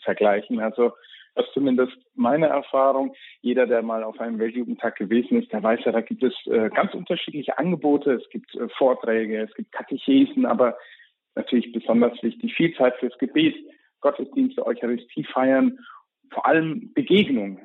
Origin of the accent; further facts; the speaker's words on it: Germany; als Deutscher